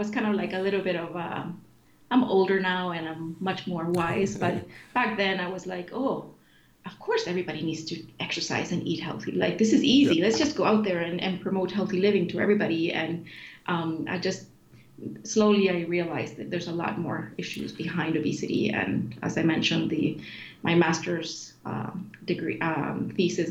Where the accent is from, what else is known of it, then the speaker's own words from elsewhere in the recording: Sweden; moved away as an adult; also born or lived in Chile; now in Canada; I moved to Sweden as a refugee when I was 10 years old. And grew up in Sweden in a very healthy country